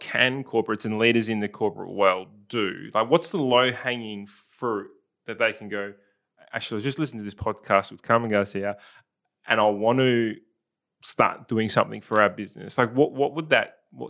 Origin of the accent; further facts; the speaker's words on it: South Australia, Australia; I'm probably one of the very few who are, like, actually South Australian, born and bred in South Australia.